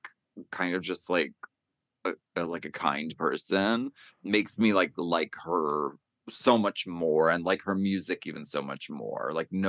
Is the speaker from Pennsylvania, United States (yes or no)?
yes; Pennsylvania, United States; I'm from Pennsylvania